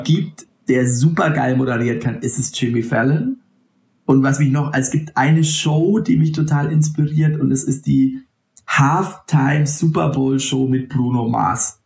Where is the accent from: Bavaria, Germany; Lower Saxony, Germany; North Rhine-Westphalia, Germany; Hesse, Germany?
Bavaria, Germany; Franconia; aus dem Fränkischen, wo ich herkomme